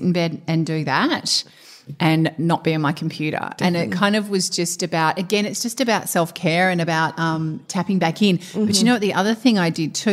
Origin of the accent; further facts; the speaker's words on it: Perth, Western Australia, Australia; moved away; growing up in Perth